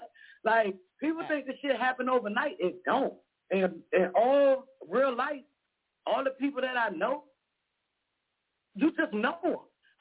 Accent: Miami, Florida, United States; now in Washington, United States; I'm from Miami. I'm currently in D.C., but I'm from Miami, Opa-locka Dade County.

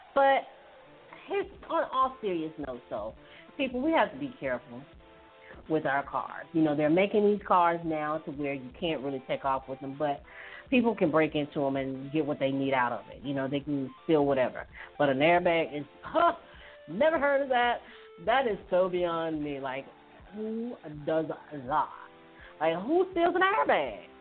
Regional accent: Hattiesburg, Mississippi, United States; moved away; my hometown, Hattiesburg

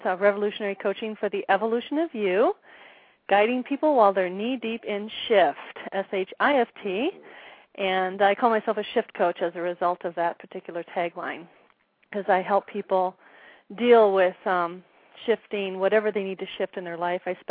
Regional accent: Wisconsin, United States; moved away as an adult; now in Arizona, United States; My husband and I originally are from Wisconsin. We live in Arizona now. We've been here about 7 years.

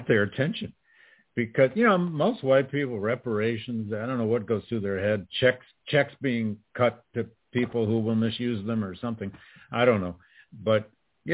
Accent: Flint, Michigan, United States; I grew up in Flint, Tom. I grew up in Flint

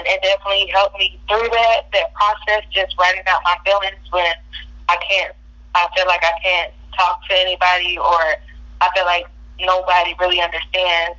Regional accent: Fort Worth, Texas, United States; originally born in Fort Worth, Texas

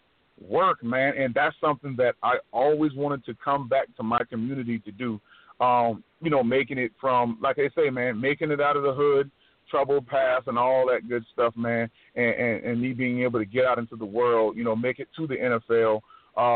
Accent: North Charleston, South Carolina, United States; I come from Park Circle area, and I went to Military Magnet Middle when it was just the middle school. And you know, that's where I grew up

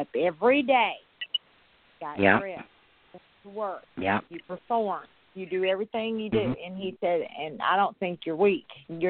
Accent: Mississippi, United States; Well, I moved to Mississippi. I moved back to my hometown.

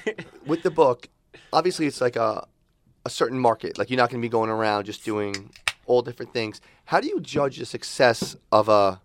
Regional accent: New York, United States; No, we're all from New York.

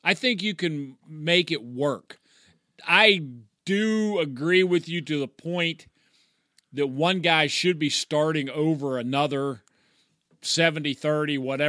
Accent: Pennsylvania, United States; Yeah, so I mean, we're from the Pittsburgh area.

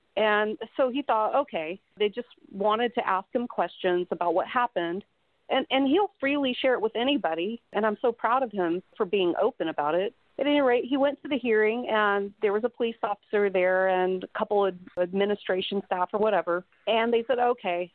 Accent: Mississippi, United States; I am from Mississippi

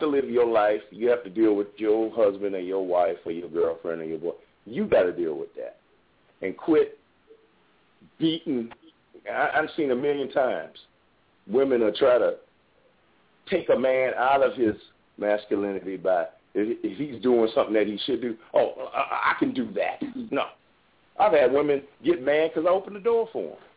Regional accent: New Orleans, Louisiana, United States; I'm I'm from New Orleans

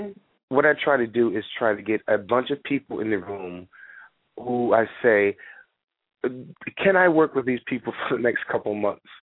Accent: North Carolina, United States; also born or lived in Connecticut; now in New York, United States; I'm from North Carolina originally. I went to school in Connecticut. Um, work in New York, Connecticut. I live in New York

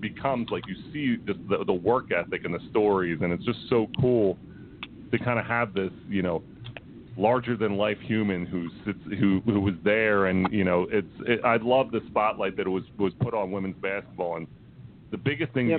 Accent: Philadelphia, Pennsylvania, United States; we're from Philly

